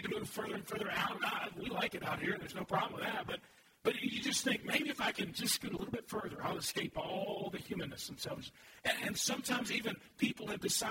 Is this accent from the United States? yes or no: yes; Louisville, Kentucky, United States; I'm from Louisville